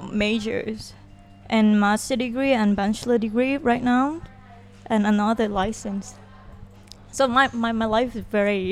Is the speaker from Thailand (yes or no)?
yes; Saba Yoi, Songkhla, Thailand; English is a second language; moved away as an adult; also born or lived in Yala / Hat Yai; now in Phuket, Thailand; I was born in Yala, but I grew up in Sabayo, which is like a town in Songkhla. And then I moved to Hat Yai for school.